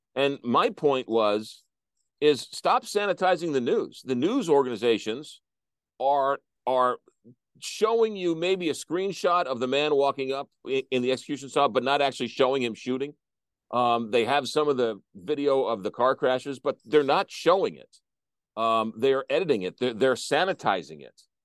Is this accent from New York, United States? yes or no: no; St. Louis, Missouri, United States; my hometown